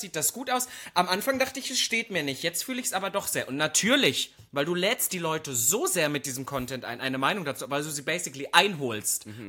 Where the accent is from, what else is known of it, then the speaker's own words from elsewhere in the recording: East Germany, Germany; moved away; als Ossi